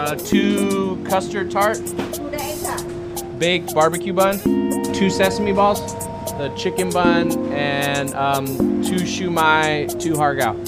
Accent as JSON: {"language": "English", "country": "United States", "tie": "born or raised there", "said": "Growing up in the United States"}